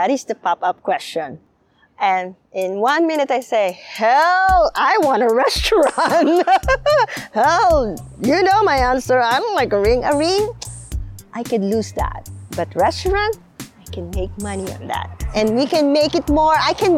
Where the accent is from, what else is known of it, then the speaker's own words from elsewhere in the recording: Philippines; English is a second language; So for me, as a Filipino, this is what I answer to them.